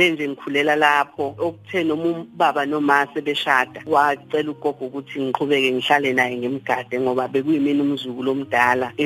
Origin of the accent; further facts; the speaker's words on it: KwaWoza, Maphumulo, KwaZulu-Natal, South Africa; ngizalelwa endaweni yakaWoza la kudabuka khona ubaba wami khona kamaphumulo kodwa ke wangithola kumama umama esafunda isikole sahlala kubo